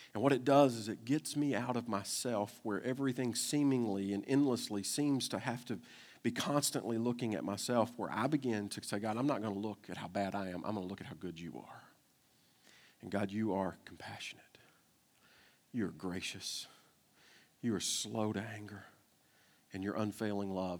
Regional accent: Kentucky, United States; I'm from Kentucky

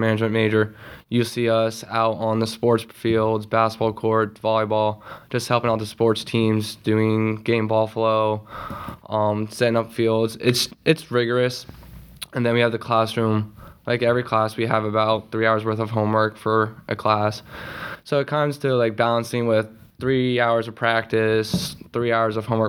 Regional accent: Ephrata, Pennsylvania, United States; I grew up in Ephra, so just right across the river

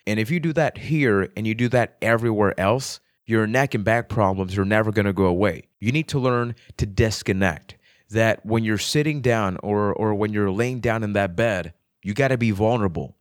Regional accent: Puerto Rico; I am from Puerto Rico

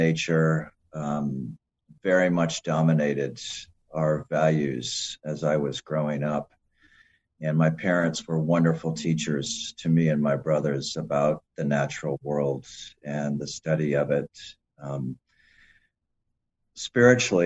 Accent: Mount Pleasant, Michigan, United States; moved away; also born or lived in Cleveland, Ohio; I originally grew up in Central Michigan, Mount Pleasant

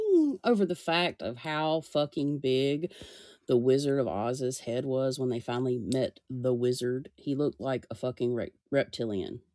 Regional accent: the South, United States; I'm from the South

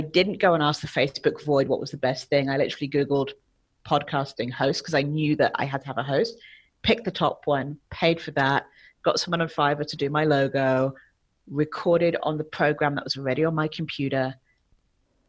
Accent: England, United Kingdom; moved away as an adult; now in Mexico; So I'm from England, but I currently reside in Mexico. I've been here for about 15 years.

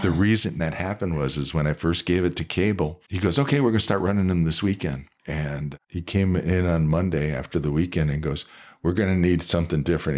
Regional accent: Cleveland, Ohio, United States; also born or lived in Columbus, Ohio; now in Reno, United States; I come from Cleveland

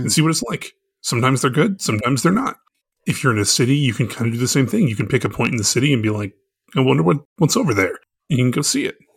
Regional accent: United States; now in Thailand; as an American that comes from a state that loves spicy food

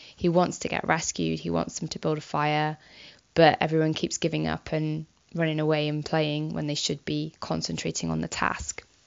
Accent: United Kingdom; we often have as as British people

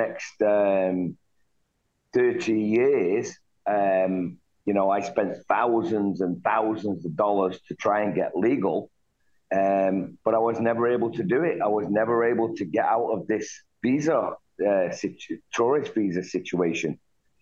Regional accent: Manchester, North West England, United Kingdom; moved away as an adult; now in United States; I was born in Manchester, in the city of Manchester, England, and I lived there in a tough part of that town

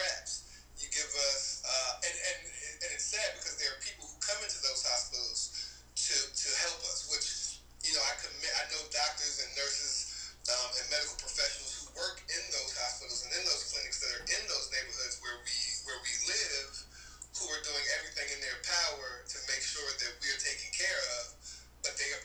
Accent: Charlottesville, Virginia, United States; moved away; I'm from Virginia. I'm from Charlottesville, Virginia

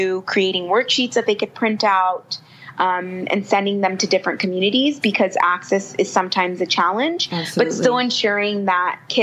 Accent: United States; moved away as an adult; now in South Africa; being an American and finding myself in South Africa

